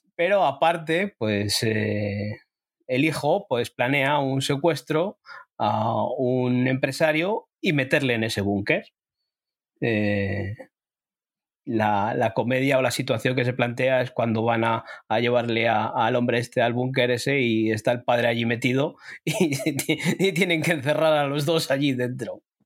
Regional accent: Spain; a nosotros o a mí como español

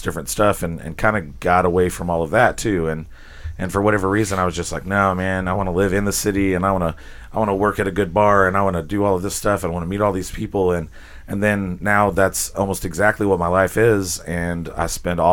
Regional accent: Azle, Texas, United States; moved away as an adult; now in Fort Worth, United States; I grew up in Azle

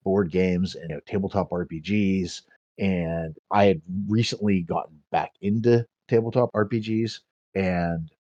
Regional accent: Pittsburgh, Pennsylvania, United States; I grew up in the North Hills of Pittsburgh

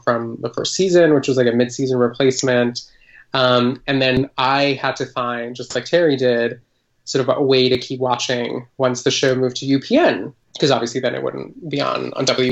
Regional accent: Colombia; I grew up in Colombia

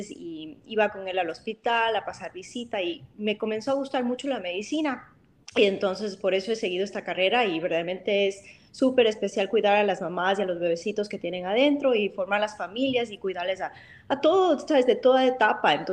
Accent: Chicago, Illinois, United States; porque yo soy originalmente de, de Chicago, es donde mi mamá vivía

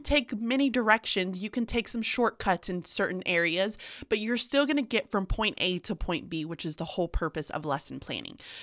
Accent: the South, United States; I'm from the South

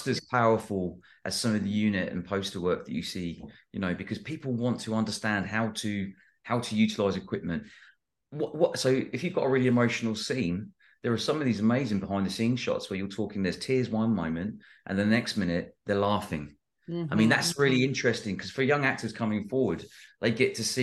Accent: United Kingdom; I'm British

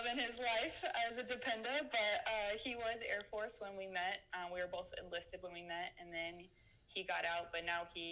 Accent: Phoenix, Arizona, United States; born and raised in Phoenix, Arizona

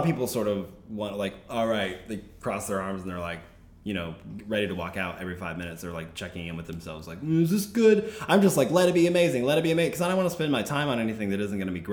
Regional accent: Arkadelphia, Arkansas, United States; I grew up in Arkansas, super Southern Baptist conservative family

